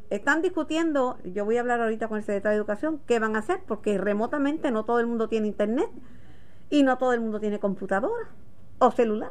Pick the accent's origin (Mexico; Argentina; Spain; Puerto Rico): Puerto Rico; yo soy boricua.